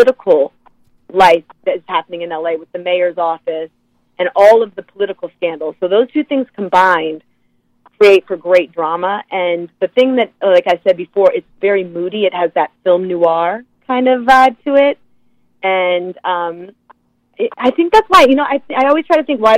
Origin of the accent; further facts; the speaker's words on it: Oakland, California, United States; moved away as an adult; also born or lived in Los Angeles, California; now in New York, United States; I grew up in Oakland, California, in the Bay Area.